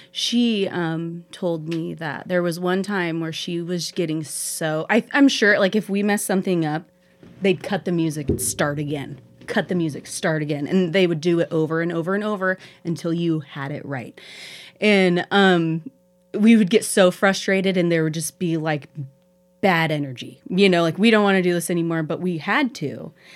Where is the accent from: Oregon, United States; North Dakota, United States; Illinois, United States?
Oregon, United States; Pendleton; now in Heppner, United States; growing up in Pendleton